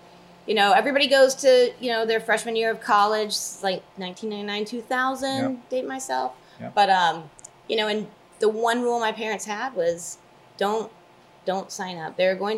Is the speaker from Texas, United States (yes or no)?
yes; Dallas, Texas, United States; moved away as an adult; also born or lived in Oklahoma; Born and raised in Dallas, but kind of needed a smaller college to...